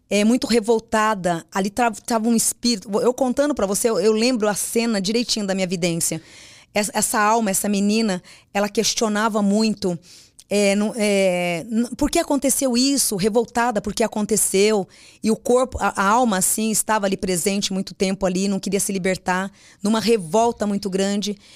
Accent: Mogi das Cruzes, São Paulo, Brazil; born there; Eu nasci em Mogi das Cruzes.

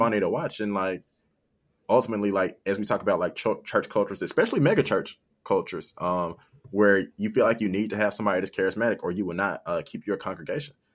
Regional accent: South Haven, Michigan, United States; I'm from South Haven. South Haven is, like, majority white

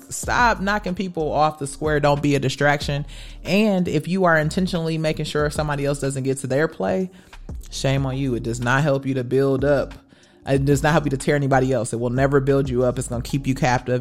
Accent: Wisconsin, United States; growing up in Wisconsin

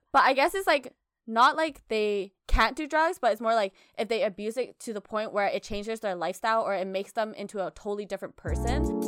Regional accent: Australia; I was born in Australia

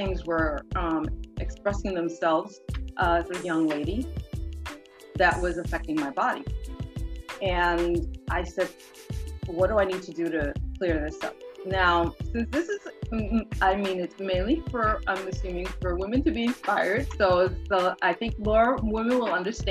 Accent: Boston, Massachusetts, United States; also born or lived in Honduras / Cambridge, Massachusetts; I was born in Honduras. I came here when I was really young. I was about 3-4, around that age. And I grew up in Boston

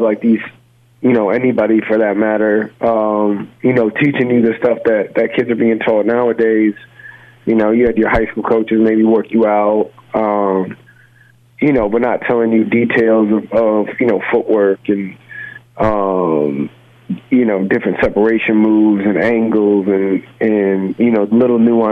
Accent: Rochester, New York, United States; I'm originally from New York, and grew up in Rochester and played out here

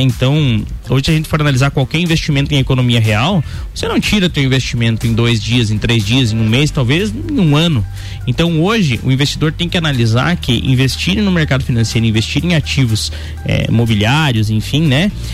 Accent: Brazil; como cidadão brasileiro

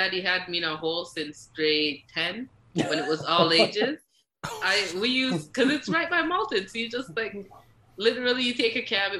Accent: Jamaica; I grew up in Jamaica.

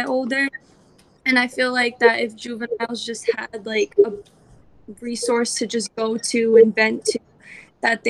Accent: Attleboro, Massachusetts, United States; I grew up in Attleboro

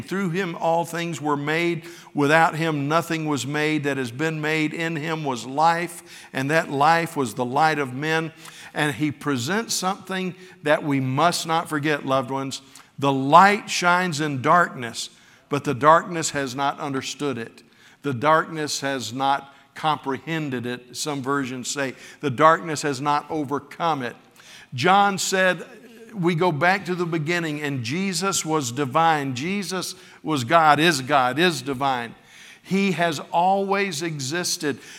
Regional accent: West Florida, United States; I wasn't raised in New York, I was raised in West Florida

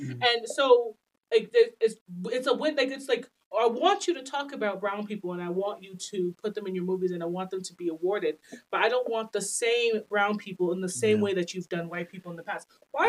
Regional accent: United States; we're American too

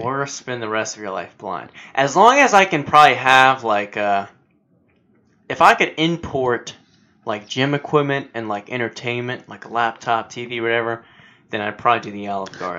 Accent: United States; as an American

